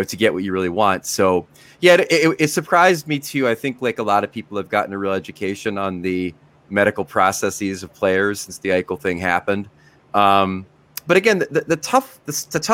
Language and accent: English; United States; as an American